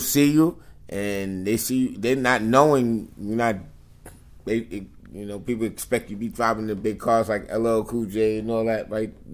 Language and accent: English; New York City, New York, United States; also born or lived in New Jersey; I was born in Jersey and Brooklyn.